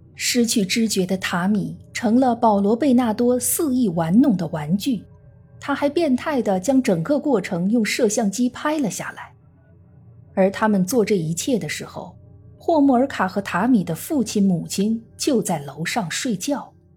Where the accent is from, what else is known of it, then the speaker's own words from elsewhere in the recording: China; 我们中国人